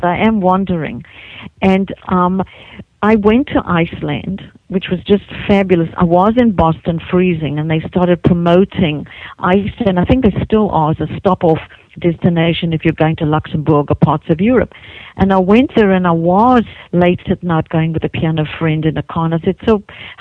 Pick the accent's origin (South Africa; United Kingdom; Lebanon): South Africa; moved away as an adult; also born or lived in Hawaii / New Zealand; now in United States; I grew up in South Africa, and I left.